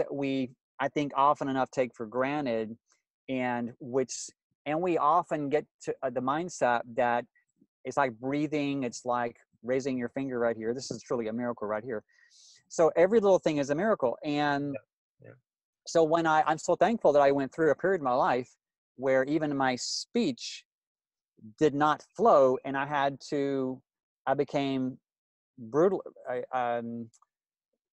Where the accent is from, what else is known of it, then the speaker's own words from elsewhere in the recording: Louisiana, United States; I grew up in Louisiana